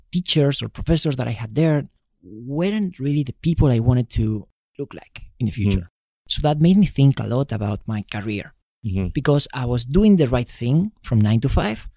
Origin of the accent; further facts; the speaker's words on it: Spain; moved away as an adult; now in United States; I'm from Spain